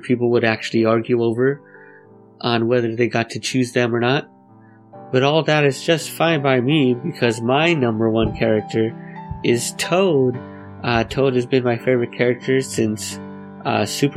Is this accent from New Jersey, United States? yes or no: no; Los Angeles, California, United States; Gotta represent for my hometown nerdcore MCs